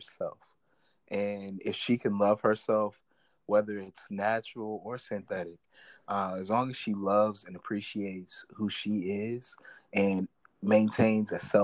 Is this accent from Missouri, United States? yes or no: yes; northern Missouri, United States; also born or lived in St. Louis, Missouri; I'm from Missouri, right? Like, I was born in St. Louis, and I grew up in the northern part of the state